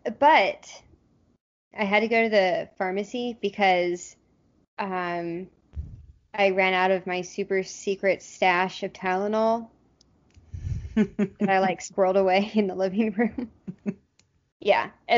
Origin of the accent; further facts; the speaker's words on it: the South, United States; moved away; we're both from the South